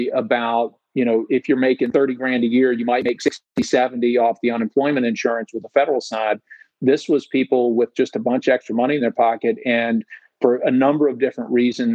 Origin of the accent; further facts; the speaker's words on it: Tennessee, United States; I was from Tennessee